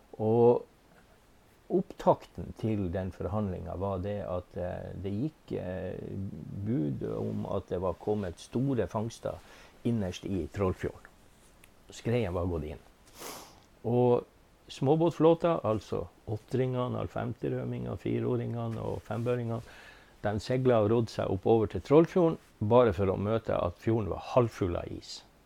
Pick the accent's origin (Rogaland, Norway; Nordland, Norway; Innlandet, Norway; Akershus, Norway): Nordland, Norway; Beisfjord; also born or lived in Tysfjord; now in Ballangen, Norway; Født og oppvokst i Beisfjorden